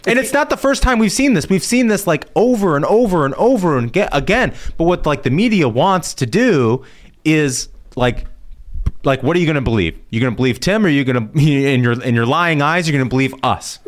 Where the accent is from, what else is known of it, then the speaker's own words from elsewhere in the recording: Indianapolis, Indiana, United States; moved away; I'm from Indianapolis originally